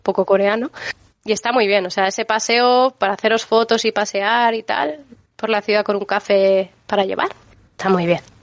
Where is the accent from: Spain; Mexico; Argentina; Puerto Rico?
Spain; Valencia, Valencian Community; moved away as an adult; now in Seoul, South Korea; yo soy de Valencia, es una ciudad pequeña